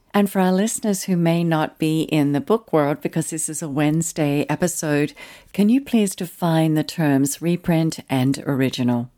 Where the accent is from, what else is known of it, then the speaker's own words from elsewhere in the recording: Tasmania, Australia; accent: Australian; moved away as an adult; also born or lived in Pyramid Hill, Victoria / Sydney / Melbourne / Adelaide; now in Southern California, United States; And then my parents moved to Tasmania. We lived in the northern part of the island.